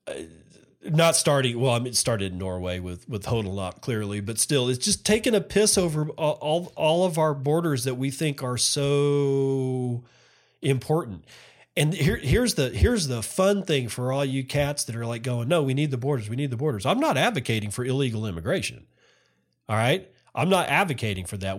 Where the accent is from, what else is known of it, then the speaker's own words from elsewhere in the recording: United States; now in Japan; I as an American